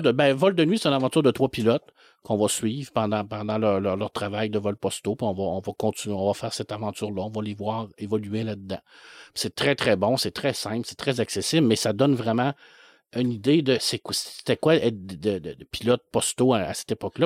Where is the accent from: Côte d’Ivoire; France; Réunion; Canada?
Canada; La Baie, Quebec; je suis né à Ville de l'Abbé